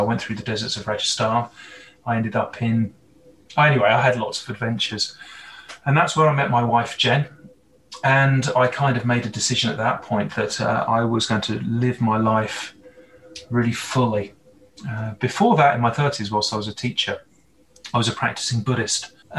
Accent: England, United Kingdom; moved away as an adult; now in Canada; Well, from my accent, from my Hollywood villain accent, probably tell that I'm not Canadian. I've been here just over a year as a resident

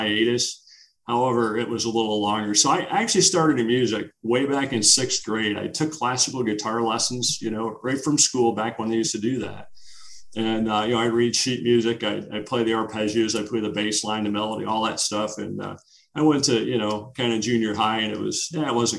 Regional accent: Rochester, New York, United States; I'm from Rochester, right? So Rochester is home of Genesee Brewing

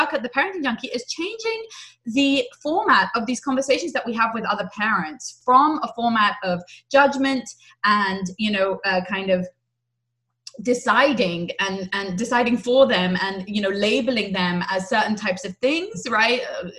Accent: England, United Kingdom; also born or lived in Israel; now in United States; I'm from England, I'm from Israel, and I've lived in lots of different places.

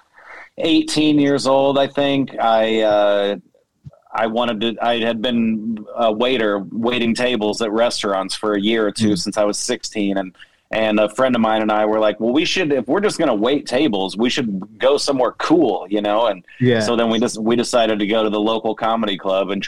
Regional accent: Kansas City, Missouri, United States; I'm from Kansas City, Missouri

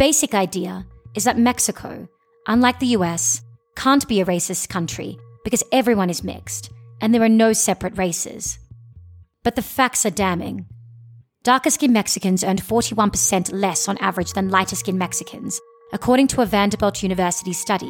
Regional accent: Australia; I'm from Australia

